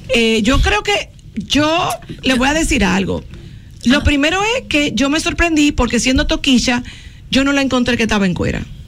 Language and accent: Spanish; La Vega, Dominican Republic; yo soy de La Vega